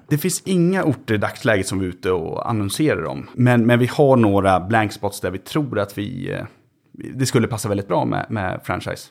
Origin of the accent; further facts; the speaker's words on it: Köping, Västmanland, Sweden; moved away; jag har inte varit hemma i Köping på nästan två år